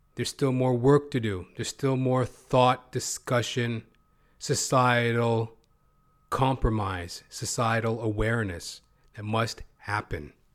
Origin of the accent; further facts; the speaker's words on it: Canada; I'm not an American, by the way. I'm a Canuck.